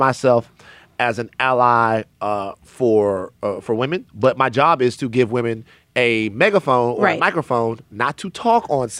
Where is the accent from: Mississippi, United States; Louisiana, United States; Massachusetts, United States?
Louisiana, United States; As a biracial woman, a biracial person, first of all, where I'm from ain't no such thing as biracial. I'm from Louisiana.